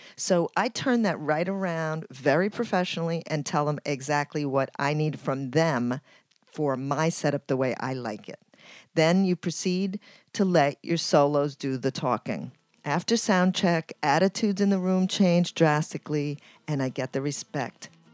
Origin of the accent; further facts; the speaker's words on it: Ecuador; now in New York City, United States; I'm from Ecuador and I live in New York City